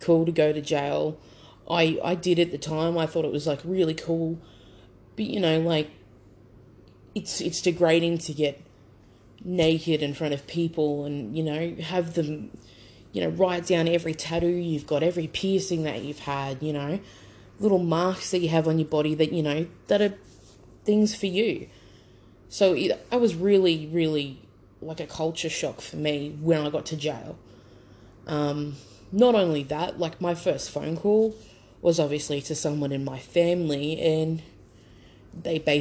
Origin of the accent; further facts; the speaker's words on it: Brisbane, Queensland, Australia; I grew up on the south side of Brisbane